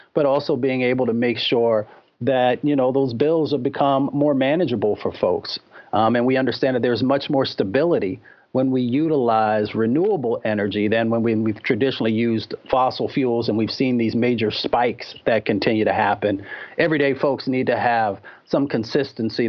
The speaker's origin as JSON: {"language": "English", "region": "Appalachia and Michigan", "country": "United States", "tie": "born or raised there", "said": "I was raised in Appalachia and in Michigan"}